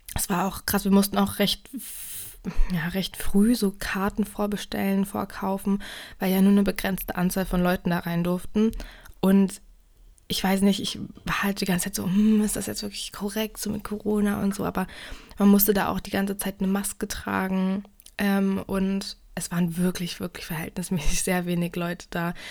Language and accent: German; Germany; ich komme ja nicht direkt aus Berlin